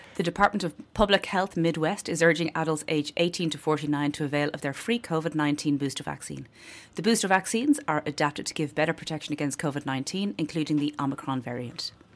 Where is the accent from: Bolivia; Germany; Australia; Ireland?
Ireland; Dublin, Leinster; now in County Clare, Ireland; I'm from Clontarf in Dublin